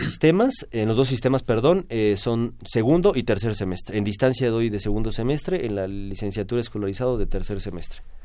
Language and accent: Spanish; Mexico